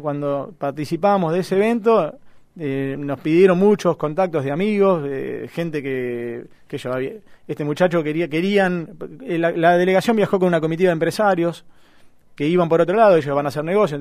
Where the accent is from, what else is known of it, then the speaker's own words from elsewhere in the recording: Argentina; yo como argentino